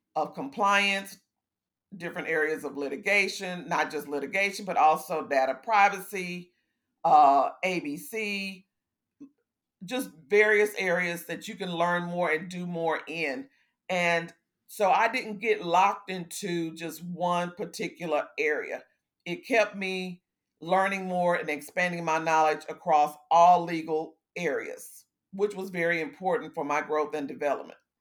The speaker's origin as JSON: {"language": "English", "town": "Houston", "region": "Texas", "country": "United States", "tie": "born or raised there", "also_born_or_lived": "Fort Hood, Texas", "said": "I consider myself a native Houstonian, but actually, I was born in Fort Hood, Texas, when my dad was in the Army"}